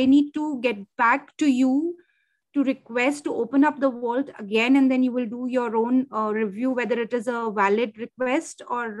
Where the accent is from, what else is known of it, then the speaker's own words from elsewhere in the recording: India; being an Indian